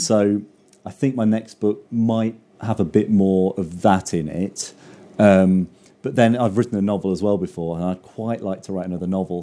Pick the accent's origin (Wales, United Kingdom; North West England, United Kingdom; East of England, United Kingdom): East of England, United Kingdom; the Fens; I grew up in the Fen, so it's all, it's all kind of flat and big skies and bleak and eerie